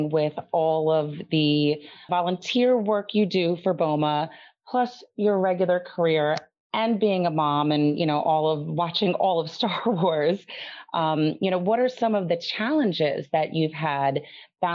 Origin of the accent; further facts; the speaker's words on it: New Jersey, United States; a Jersey girl born and bred myself